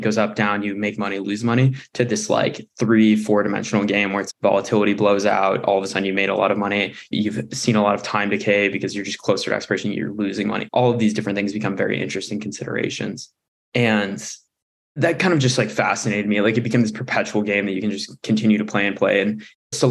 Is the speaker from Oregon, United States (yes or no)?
yes; Oregon, United States; moved away as an adult; also born or lived in Berkeley, California; I was born and raised in Oregon